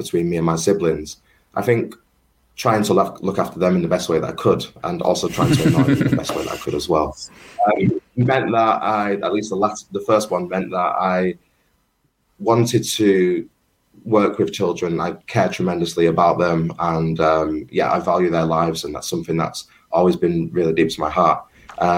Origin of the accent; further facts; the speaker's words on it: Manchester, North West England, United Kingdom; growing up in Colliers, Manchester